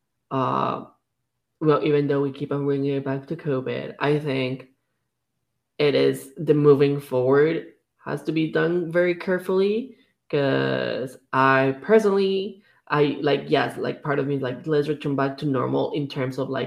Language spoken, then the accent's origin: English; Canada; I feel like as a Canadian society